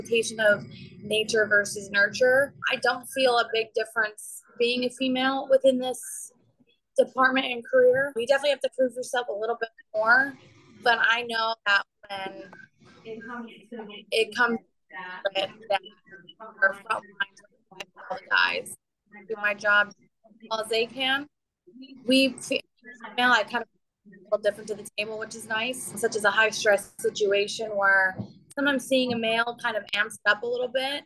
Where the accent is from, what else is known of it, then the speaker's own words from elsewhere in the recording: Luzerne County, Pennsylvania, United States; I'm from Luzerne County here in Pennsylvania